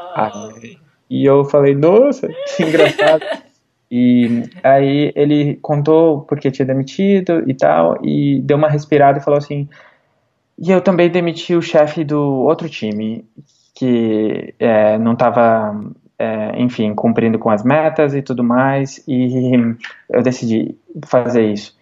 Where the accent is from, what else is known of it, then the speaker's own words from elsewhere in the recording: Igrejinha, Rio Grande do Sul, Brazil; moved away as an adult; also born or lived in Porto Alegre / Los Angeles / New York; now in South of San Francisco, United States; de onde eu sou de igrejinha